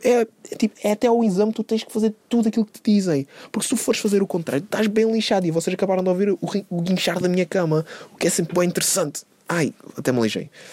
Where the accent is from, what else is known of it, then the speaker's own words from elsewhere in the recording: Algarve, Portugal; moved away as an adult; now in Lisbon, Portugal; E eu nem sou daqui, eu nem sou de Lisboa. Eu sou do Algarve